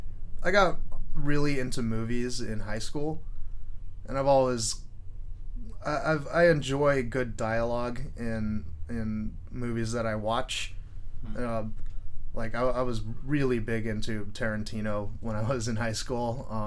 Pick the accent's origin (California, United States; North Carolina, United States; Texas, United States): California, United States; Mountain View; also born or lived in Los Altos; now in Santa Cruz, United States; I grew up in Mountain View.